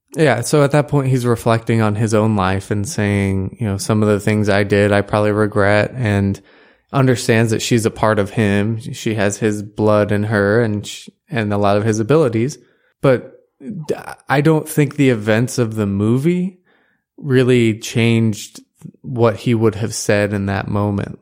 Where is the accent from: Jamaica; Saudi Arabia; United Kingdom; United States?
United States; as an American